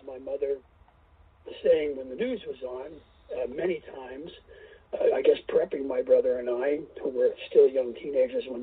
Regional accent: New York City, New York, United States; I grew up in New York City, not in Manhattan, but in the Bronx and Queens

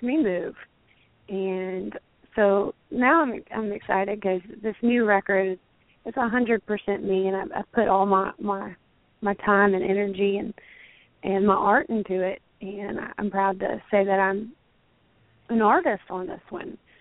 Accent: Alabama, United States; moved away; I'm from Alabama.

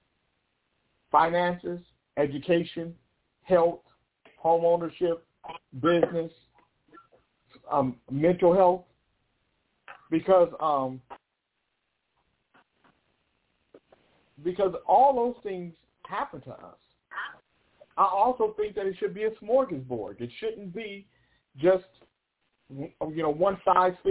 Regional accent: United States; I'm an American.

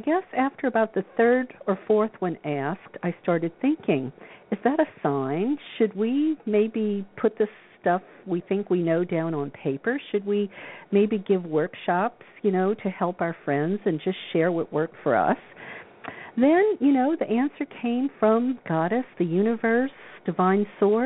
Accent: Louisiana, United States; that was life growing up in Louisiana

